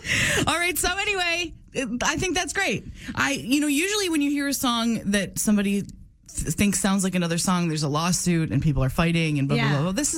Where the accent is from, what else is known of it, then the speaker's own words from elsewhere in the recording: upstate New York, United States; moved away; I grew up in upstate New York.